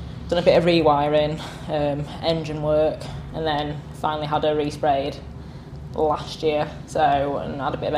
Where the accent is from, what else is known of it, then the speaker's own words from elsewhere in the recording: York, Yorkshire and the Humber, United Kingdom; I'm from York.